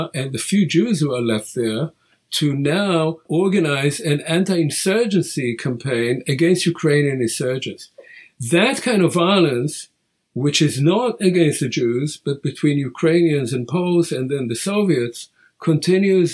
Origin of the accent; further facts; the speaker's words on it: Israel; first language Hebrew; English is a second language; I come from Israel, and so that's my first language